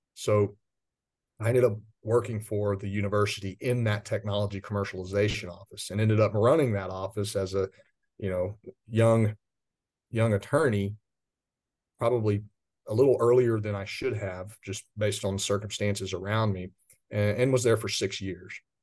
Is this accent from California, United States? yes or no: no; West Texas, United States; I grew up out in West Texas in commercial agriculture